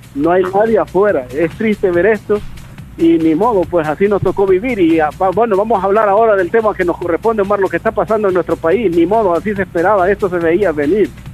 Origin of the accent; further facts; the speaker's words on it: El Salvador; como buen salvadoreño, somos así